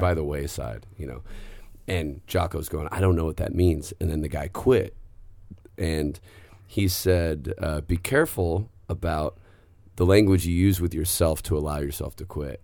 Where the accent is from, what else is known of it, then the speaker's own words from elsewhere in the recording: the Northwest, Pacific Northwest, United States; moved away; I grew up in the Northwest.